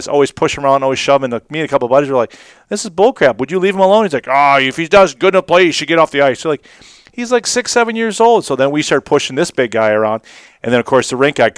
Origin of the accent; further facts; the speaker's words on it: Austin, Minnesota, United States; growing up in Austin